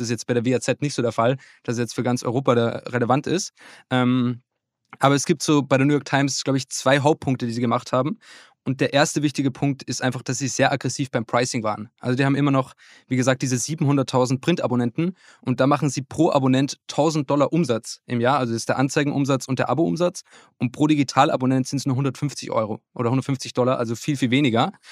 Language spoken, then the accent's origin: German; Upper Austria, Austria; now in Hamburg, Germany; in meinem Heimatort, das ist in Oberösterreich